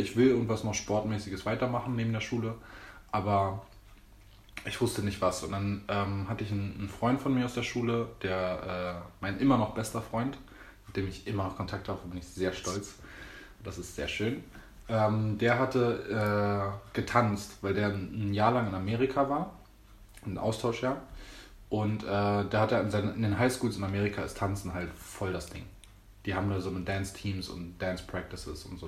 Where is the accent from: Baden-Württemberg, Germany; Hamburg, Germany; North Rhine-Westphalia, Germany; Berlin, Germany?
Berlin, Germany; bin geboren und aufgewachsen in Berlin. Echter Berliner